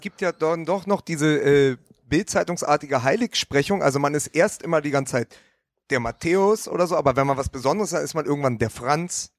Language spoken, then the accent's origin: German; Berlin, Germany; als Berliner